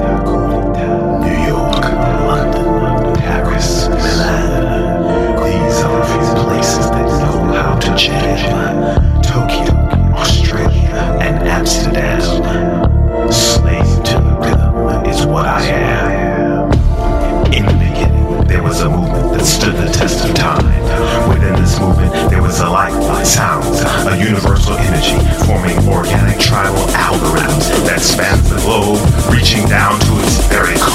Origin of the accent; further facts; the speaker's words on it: New York City, New York, United States; moved away; broadcasting this week from the Big Apple, New York City, my hometown.